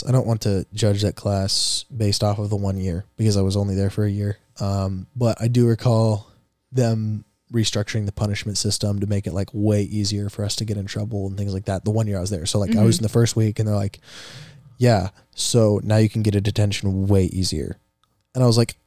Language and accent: English; Cedar Rapids, Iowa, United States; also born or lived in Des Moines, Iowa; My 7th grade year, going into my 8th grade year, we moved from Cedar Rapids to Des Moines, where I live now